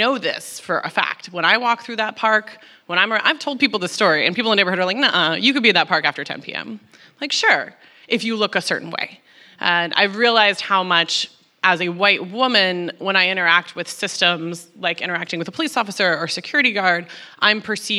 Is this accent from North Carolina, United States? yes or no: no; Texas, United States; moved away as an adult; now in New York, United States; I grew up in Texas